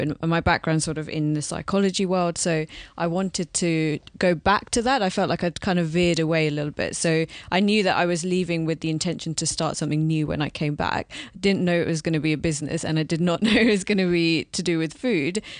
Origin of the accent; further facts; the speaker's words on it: London, United Kingdom; Born and brought up here